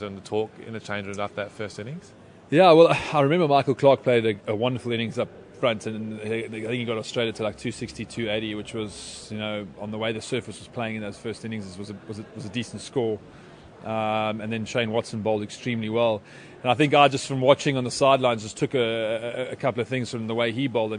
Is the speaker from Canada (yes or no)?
no; South Africa; I'm South African